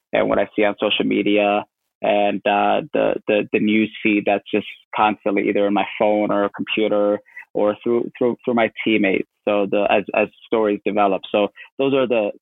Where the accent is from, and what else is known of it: St. Catharines, Ontario, Canada; born or raised there; moved away as an adult; also born or lived in Kenya / Madison, Wisconsin, United States; now in Portland, United States